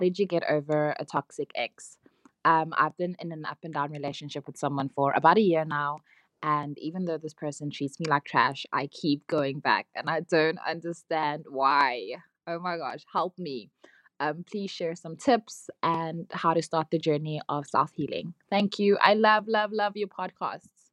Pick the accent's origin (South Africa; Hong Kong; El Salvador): South Africa; I'm from South Africa